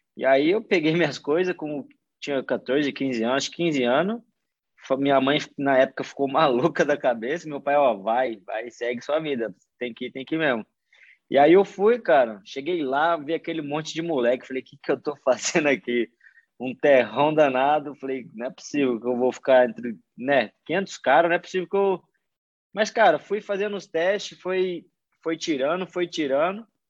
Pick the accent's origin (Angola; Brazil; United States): Brazil; Morro Agudo, São Paulo; moved away; eu sou de uma cidade do interior de São Paulo, chama Morro Agudo, minha cidade. É uma cidade bem pequena, é ali perto de Ribeirão Preto